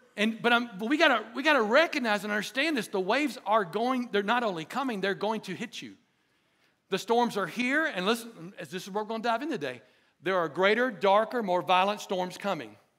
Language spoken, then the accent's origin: English; Dothan, Alabama, United States; I grew up in Dothan, Alabama